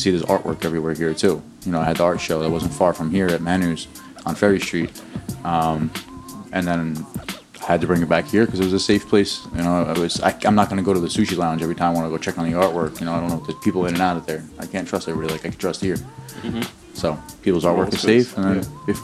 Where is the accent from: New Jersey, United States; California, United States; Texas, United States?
New Jersey, United States; Newark; also born or lived in Bloomfield / Belleville / Secaucus / Toms River; Now that I'm over 30, most of my years in Newark.